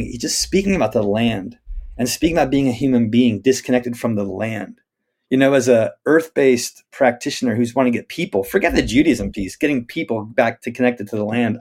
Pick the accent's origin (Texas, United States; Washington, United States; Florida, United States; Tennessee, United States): Washington, United States; Spokane; I grew up in Spokane, Washington